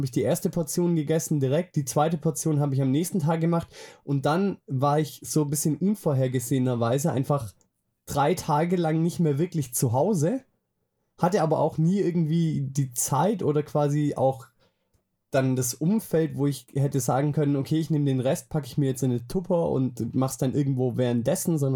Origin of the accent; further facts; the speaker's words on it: Swabia, Germany; als Schwabe weiß man sowas, und dann weiß ich, ah, trinkst halt bloß ein kleines Wässerle.